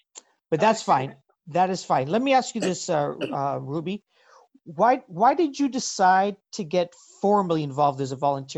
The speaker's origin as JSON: {"language": "English", "region": "Ontario", "country": "Canada", "said": "as a Canadian, someone living in Ontario"}